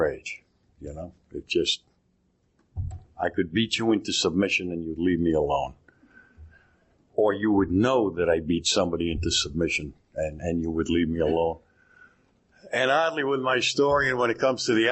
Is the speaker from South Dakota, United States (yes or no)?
yes; Cheyenne River Reservation, South Dakota, United States; I was raised on the Cheyenne River Reservation out in South Dakota